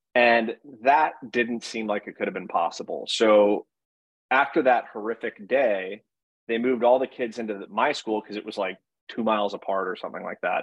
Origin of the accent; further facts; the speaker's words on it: Monroe, Connecticut, United States; I'm from Connecticut. I I think more than any other one place, and I went to a middle school that was called Chalk Hill, and Chalk Hill was in a town called Monroe, Connecticut